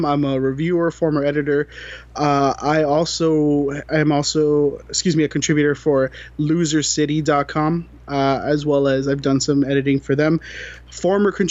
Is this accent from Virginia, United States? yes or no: no; Florida, United States; now in San Diego, United States; I'm from Florida and live in California